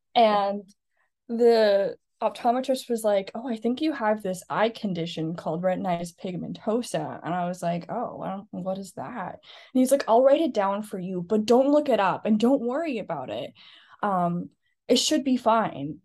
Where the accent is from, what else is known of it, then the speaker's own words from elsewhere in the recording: Scarborough, Ontario, Canada; now in Vancouver Island, Canada; I'm originally from Scarborough, Ontario.